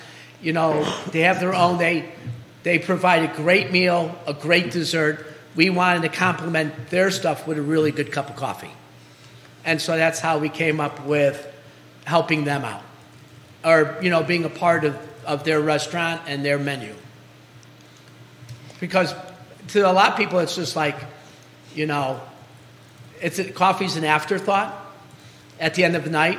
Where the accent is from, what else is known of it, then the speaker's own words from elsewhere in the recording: Chicago, Illinois, United States; now in Charlottesville, United States; my neighborhood growing up in Chicago.